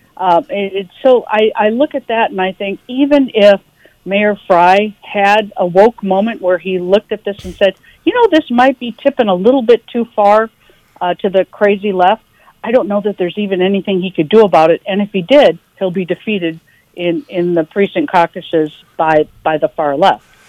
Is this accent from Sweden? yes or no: no; St. Louis, Missouri, United States; I grew up in St. Louis